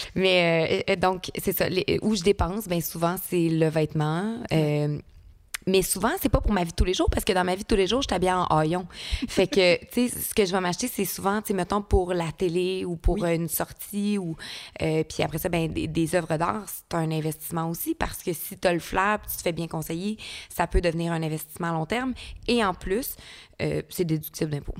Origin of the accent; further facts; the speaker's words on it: Rivière-du-Loup, Quebec, Canada; je viens de Rivière-du-Loup